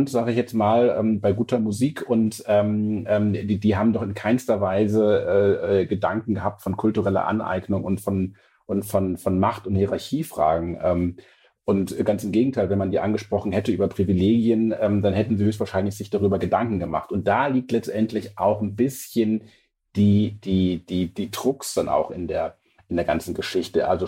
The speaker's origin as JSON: {"language": "German", "region": "Lower Saxony", "country": "Germany", "tie": "born or raised there", "said": "Und ich bin ja Ostfriese und ich komme ja von so einem 800-Seelendorf."}